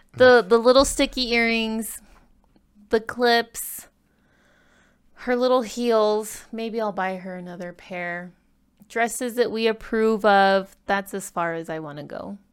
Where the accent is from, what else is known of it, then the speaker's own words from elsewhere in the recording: California, United States; also born or lived in Ecuador (parents); now in Utah, United States; I was born in California